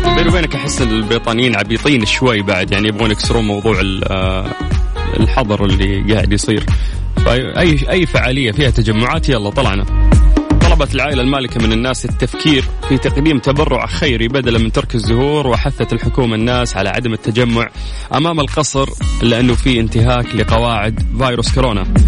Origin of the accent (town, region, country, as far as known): Saudi Arabia